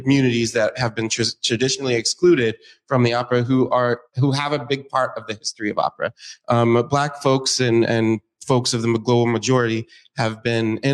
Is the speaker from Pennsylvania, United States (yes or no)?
yes; Pittsburgh, Pennsylvania, United States; now in Seattle, United States; I grew up in Pittsburgh, Pennsylvania